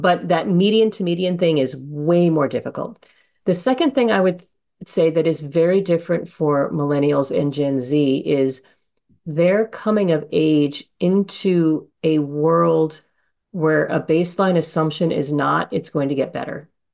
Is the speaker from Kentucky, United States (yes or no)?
no; Honolulu, Hawaii, United States; moved away; I grew up in Honolulu